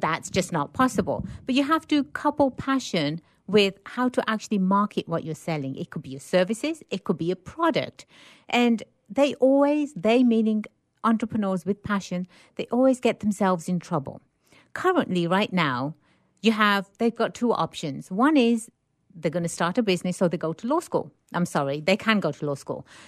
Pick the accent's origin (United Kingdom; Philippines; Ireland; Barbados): United Kingdom; England; born and raised in England